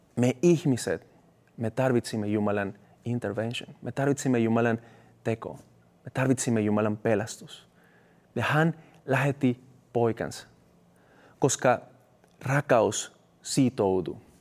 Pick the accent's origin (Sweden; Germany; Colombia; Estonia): Colombia; Finnish is a second language; now in Finland; mun kotimaassa Kolumbiassa